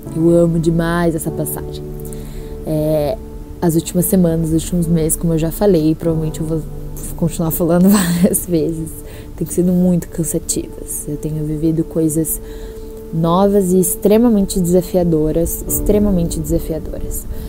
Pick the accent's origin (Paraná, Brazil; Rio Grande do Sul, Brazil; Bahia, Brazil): Paraná, Brazil; Curitiba; moved away as an adult; now in Boston, United States; eu sou de Curitiba, mas eu não estou em Curitiba no momento. Eu tô morando em Boston, nos Estados Unidos, vai fazer quatro meses